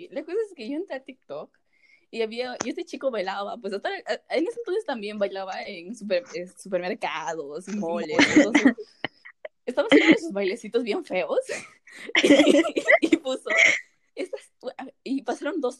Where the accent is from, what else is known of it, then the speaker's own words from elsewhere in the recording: Peru; Y si yo soy blanco es porque tengo familia del extranjero, pero soy peruano.